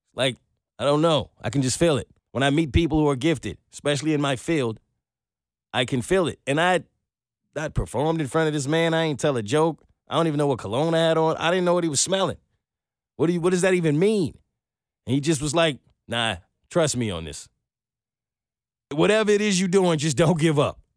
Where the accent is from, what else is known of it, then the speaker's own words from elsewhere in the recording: New York, United States; I'm from New York